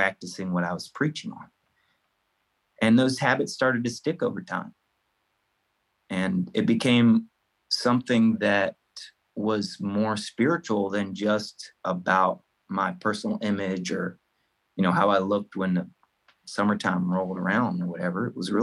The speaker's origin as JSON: {"language": "English", "town": "Farmville", "region": "Virginia", "country": "United States", "moved": "yes", "lives_now": "Virginia Beach, United States", "said": "I'm originally from Farmville, Virginia, but I call Virginia Beach home now"}